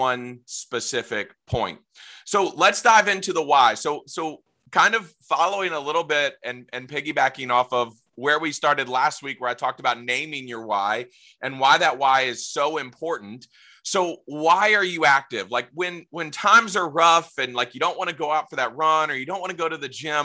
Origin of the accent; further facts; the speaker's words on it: Virginia Beach, Virginia, United States; I grew up in Virginia Beach, so I know Hickory very well